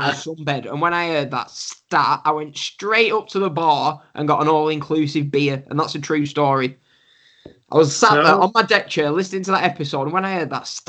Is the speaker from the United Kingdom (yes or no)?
yes; England, United Kingdom